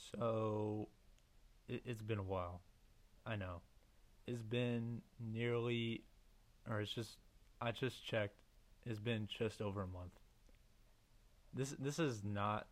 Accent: Missouri, United States; I'm from Missouri, USA

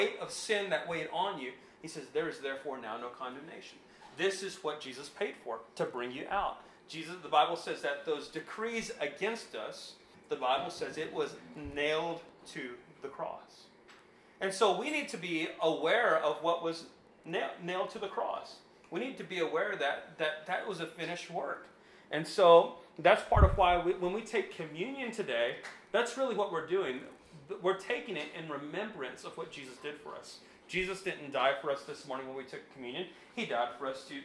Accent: United States; we're still an American citizen

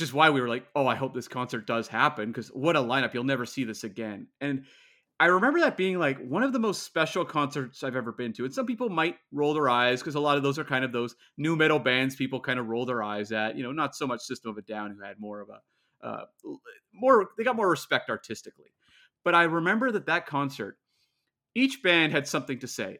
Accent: Canada; I'm Canadian

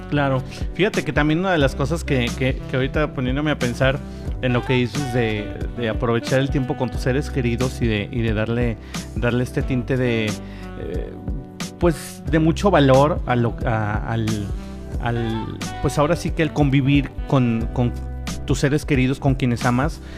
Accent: Mexico; así somos los pinches mexicanos

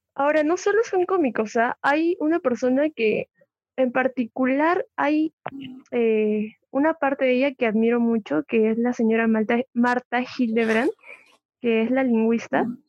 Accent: Peru; Todos somos peruanos

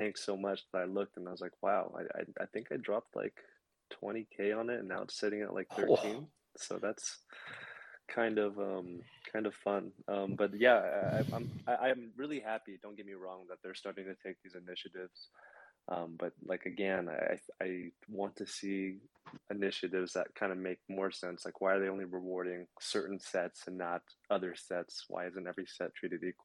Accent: Seattle, Washington, United States; I'm from Seattle.

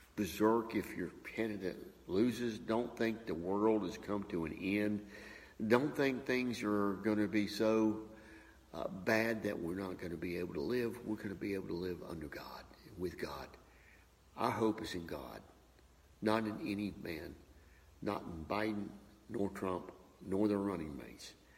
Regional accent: United States; as a Christian and I believe as an American

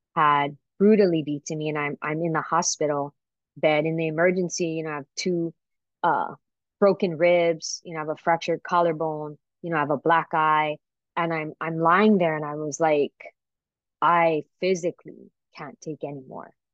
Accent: Waipahu, Hawaii, United States; growing up in Waipahu in the Pupunohes

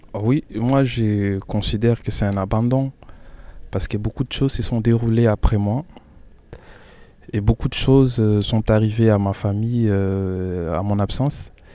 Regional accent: Kinshasa, DR Congo; moved away as an adult; now in Poitiers, France; je suis né à Kinshasa

